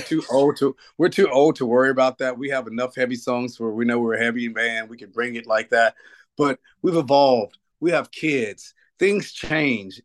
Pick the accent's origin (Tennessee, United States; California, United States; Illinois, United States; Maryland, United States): Tennessee, United States; Nashville; moved away; I grew, I grew up in Nashville